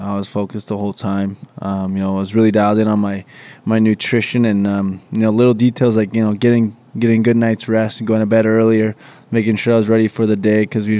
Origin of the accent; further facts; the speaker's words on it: Saskatchewan, Canada; Growing up, like, I was always, like, back home, they would just leave the rink open